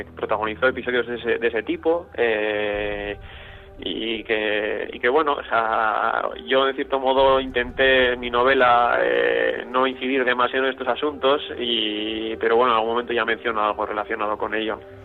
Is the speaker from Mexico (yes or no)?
no; Vitoria-Gasteiz, Basque Country, Spain; de mi ciudad natal, de Vitoria